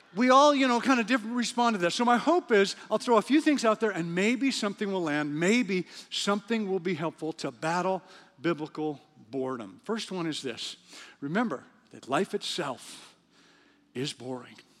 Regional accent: Western Canada, Canada; moved away; also born or lived in Cincinnati, Ohio / Africa; I'm from Western Canada

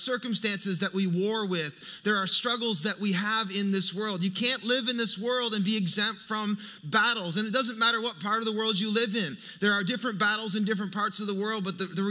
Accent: Fredericton, New Brunswick, Canada; moved away; I grew up in Fredericton. That's my hometown

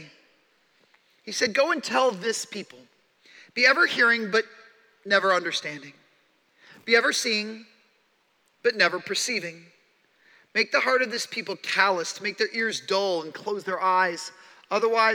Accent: Chicago, Illinois, United States; I was born in Chicago and spent the entirety of my childhood there

